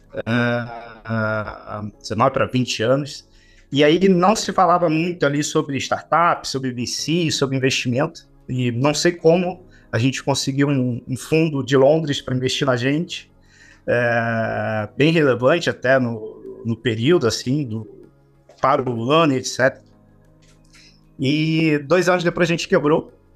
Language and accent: Portuguese; Duque de Caxias, Rio de Janeiro, Brazil; uma delas chamada Buraco Quente, foi onde eu nasci, criado até até os 20 anos é, eu estive lá.